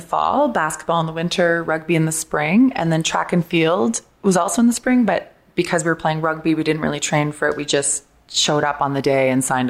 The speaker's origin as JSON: {"language": "English", "town": "Summerside", "region": "Prince Edward Island", "country": "Canada", "tie": "born or raised there", "also_born_or_lived": "Toronto", "said": "I was born and raised in Summerside, Prince Edward Island."}